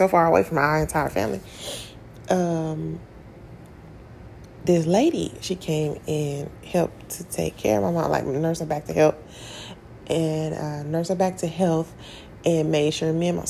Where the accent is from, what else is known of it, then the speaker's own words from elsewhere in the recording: Tennessee, United States; I grew up in Tennessee